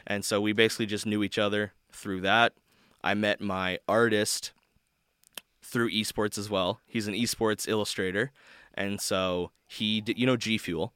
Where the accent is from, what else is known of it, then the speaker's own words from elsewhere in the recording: Canada; I'm from Canada